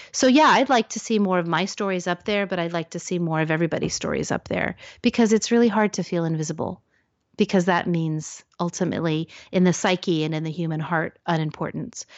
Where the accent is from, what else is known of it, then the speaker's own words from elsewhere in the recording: Salem, Oregon, United States; I grew up in Salem, Oregon